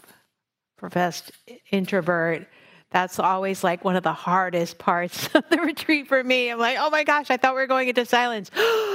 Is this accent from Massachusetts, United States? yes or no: yes; Massachusetts, United States; now in Oakland, United States; I live in Oakland, California, unceded Ohlone territory. I grew up in on the North Shore, Massachusetts, and I practice mostly here in California